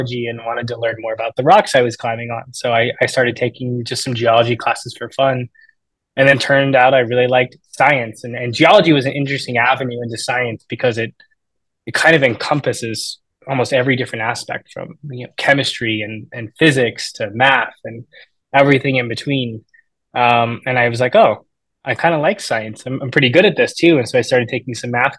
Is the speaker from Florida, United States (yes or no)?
yes; Tampa, Florida, United States; moved away; From Tampa, Florida. I grew up a Florida man